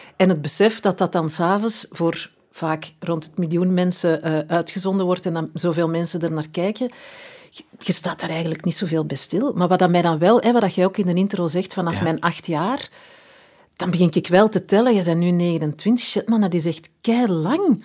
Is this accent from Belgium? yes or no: yes; Edegem, Flanders, Belgium; moved away; ben verhuisd, maar als kind, ja, wij zijn alle twee van Eregem.